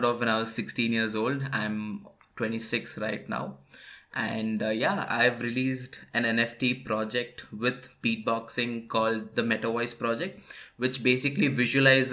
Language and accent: English; India; I'm a beatboxer from India.